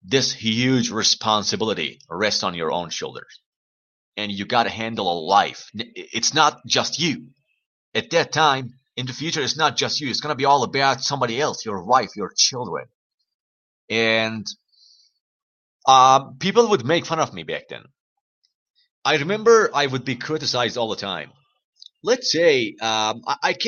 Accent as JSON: {"language": "English", "country": "Iran", "second_language": "English", "said": "my country, Iran"}